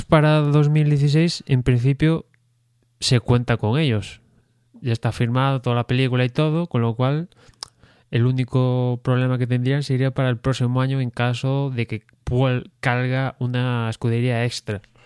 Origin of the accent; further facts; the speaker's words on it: Spain; aficionado español